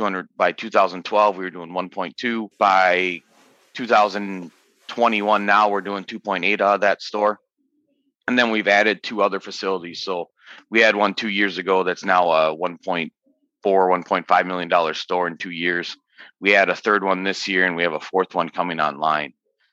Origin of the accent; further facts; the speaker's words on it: Minnesota, United States; also born or lived in Michigan; I did grow up in Minnesota. I moved around a little bit, but I grew up in Minnesota.